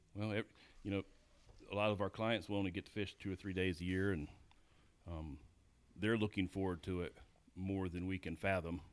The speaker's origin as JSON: {"language": "English", "town": "Cartersville", "region": "Georgia", "country": "United States", "tie": "born or raised there", "also_born_or_lived": "Waterloo, Iowa", "said": "I grew up in Georgia, um, I guess Cartersville, Dallas area, which is below Dalton"}